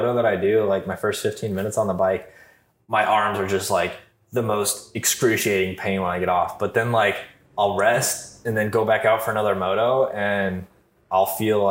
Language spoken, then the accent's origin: English; southwest Michigan, United States; growing up in Michigan, I was in the, you know, bottom southwest corner of Michigan